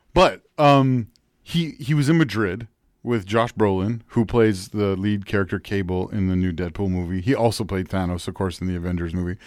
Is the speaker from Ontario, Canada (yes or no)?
yes; York Region, Ontario, Canada; I grew up in in York region